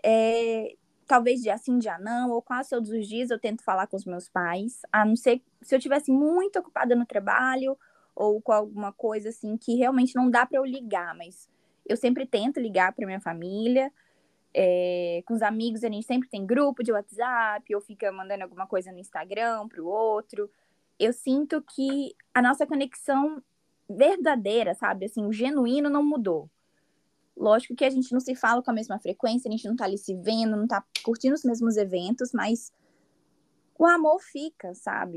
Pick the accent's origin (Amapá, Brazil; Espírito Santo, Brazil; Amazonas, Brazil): Espírito Santo, Brazil; first language Portuguese; moved away as an adult; now in United States; eu sou capixaba